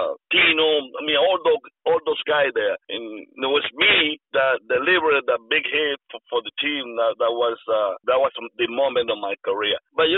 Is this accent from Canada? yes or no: no; Mexico; because I come from Mexico.